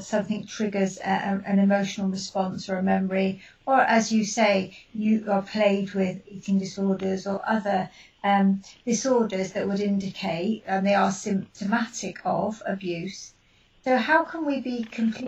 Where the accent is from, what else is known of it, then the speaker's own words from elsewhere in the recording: United Kingdom; being British